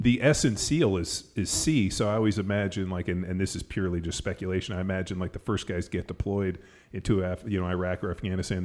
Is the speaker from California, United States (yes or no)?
yes; Palos Verdes, California, United States; moved away; also born or lived in Newport Beach; I grew up in Palos Verdes